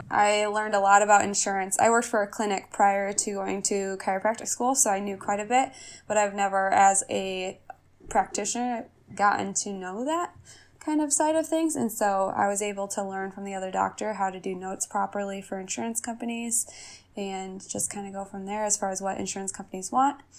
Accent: Oelwein, Iowa, United States; So I actually so moved back to my hometown here in Oelwein.

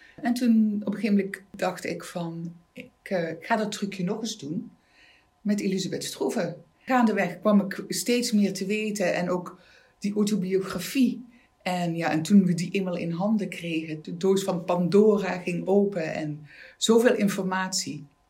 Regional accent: Maastricht, Limburg, Netherlands; also born or lived in Amsterdam; Ik ben een Maastrichtse meisje

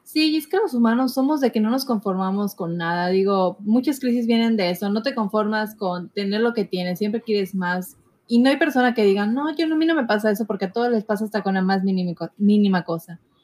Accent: Mexico; todos somos morenos, somos mexicanos

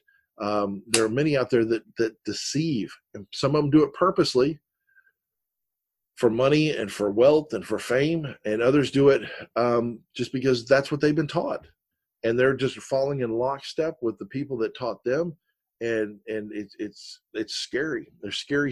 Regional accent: Florida, United States; I was born and raised in the South here in Florida, over one county over, and I was raised around Southerners

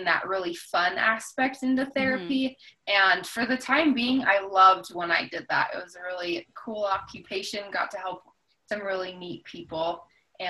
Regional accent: Wyoming, United States; also born or lived in Jackson, Wyoming; I actually was born in Jackson. And then when I was about six, my family moved to a little town a little outside of Jackson, and then I've lived in various parts of Wyoming for basically the rest

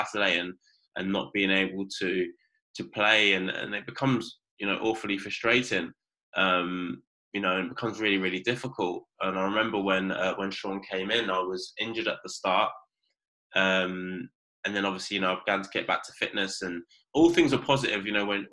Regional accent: Reading, South East England, United Kingdom; I'm from Reading

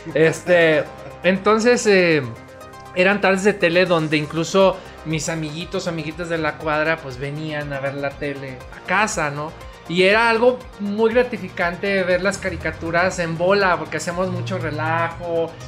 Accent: León, Guanajuato, Mexico; also born or lived in Guadalajara, Jalisco; yo nací en Guadalajara, pero pues soy panza verde. La verdad es que soy hijo adoptivo de esta hermosa ciudad, León, Guanajuato.

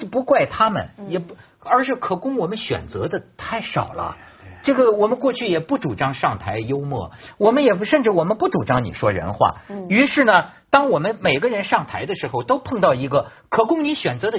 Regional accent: China; 我作为大陆人，我也很虚伪嘛。

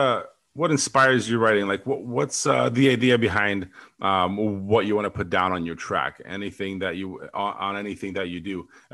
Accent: just outside of Detroit, Michigan, United States; me being from just outside of Detroit.

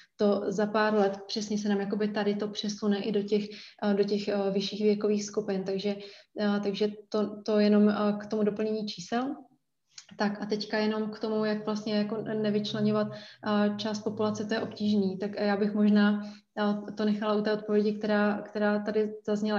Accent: Brno, South Moravian Region, Czechia; já jsem z Brna

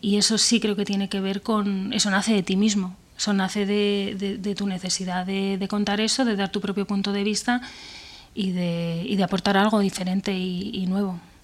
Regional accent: Benavente, Castile and León, Spain; moved away as an adult; now in Madrid, Spain; yo soy de Benavente, un pueblo de Zamora

